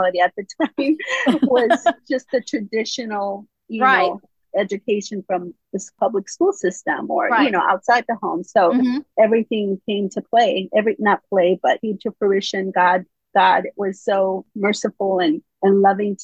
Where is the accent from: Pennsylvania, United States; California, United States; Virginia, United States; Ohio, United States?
California, United States; moved away as an adult; now in North Carolina, United States; I was raised in California. We just moved to North Carolina in December